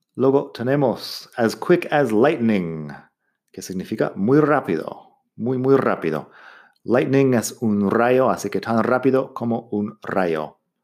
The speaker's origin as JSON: {"language": "Spanish", "country": "United States", "accent": "American English", "second_language": "Spanish", "said": "como Kansas en mi país"}